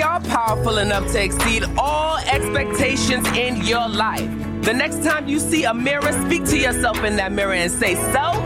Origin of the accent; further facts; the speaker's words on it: New York City, New York, United States; now in Los Angeles, United States; my hometown music hall of Williamsburg, Brooklyn